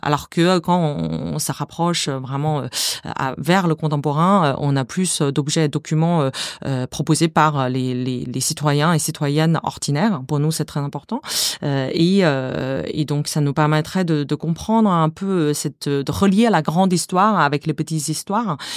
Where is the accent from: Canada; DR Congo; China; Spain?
China; French is a second language; moved away as an adult; now in France; je suis née en Chine, j'ai grandi en Chine